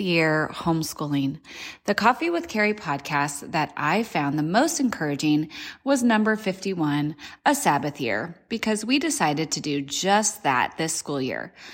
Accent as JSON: {"language": "English", "town": "Monrovia", "region": "California", "country": "United States", "moved": "as an adult", "lives_now": "Tennessee, United States", "said": "I am originally from Monrovia, California, but have recently moved to the beautiful state of Tennessee"}